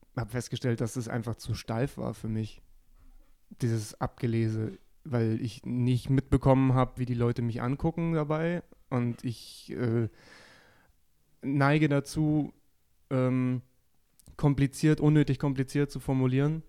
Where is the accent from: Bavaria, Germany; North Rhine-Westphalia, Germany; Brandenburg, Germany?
Bavaria, Germany; Geretsried; meine gesamte Familie da sein wird, weil es in meiner Heimatstadt eben ist